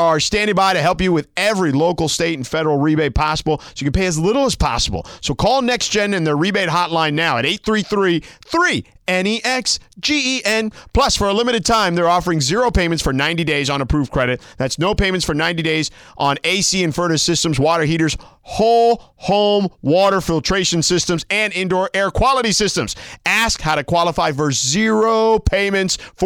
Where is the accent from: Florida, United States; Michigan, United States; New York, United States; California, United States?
Florida, United States; Miami; I grew up in Miami